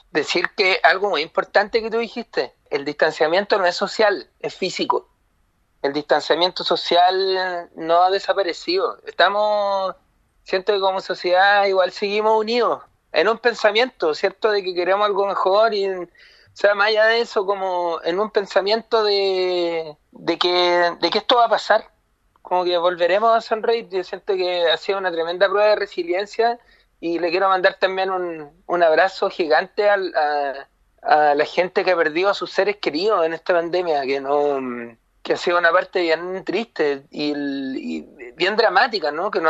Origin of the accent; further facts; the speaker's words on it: Chile; nos ha tocado como chilenas y chilenos, lo, hemos pasado mal en realidad